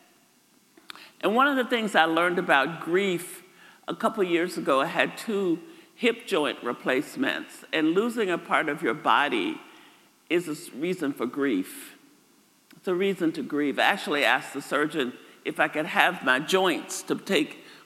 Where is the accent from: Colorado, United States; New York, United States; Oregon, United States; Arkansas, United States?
Arkansas, United States; moved away; I grew up in Arkansas, just across the river in Moro, Mariana, Far City, that area.